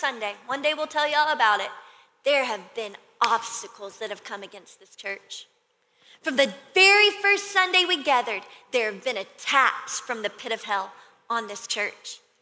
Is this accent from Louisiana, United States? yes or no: yes; Louisiana, United States; I'm from Louisiana, my family, we always did bonfires this time of year.